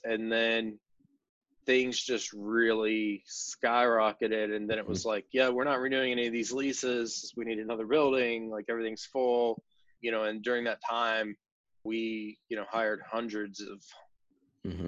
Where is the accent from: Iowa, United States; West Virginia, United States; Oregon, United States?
West Virginia, United States; growing up in West Virginia